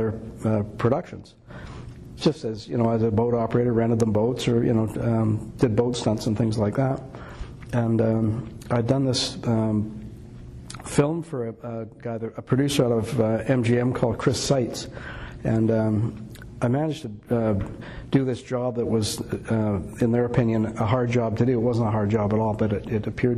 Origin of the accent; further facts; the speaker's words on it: Gibsons, British Columbia, Canada; we own a building that's right in, like a waterfront building right in Lower Gibson's, where I grew up